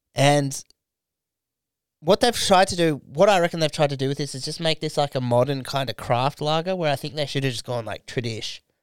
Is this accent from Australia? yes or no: yes; Australia; growing up in Australia